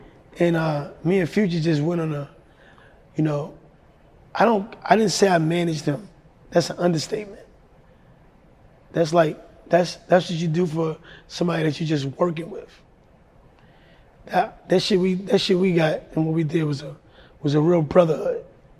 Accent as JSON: {"language": "English", "region": "Ohio", "country": "United States", "tie": "born or raised there", "said": "And growing up in Ohio, I met LeBron in Ohio."}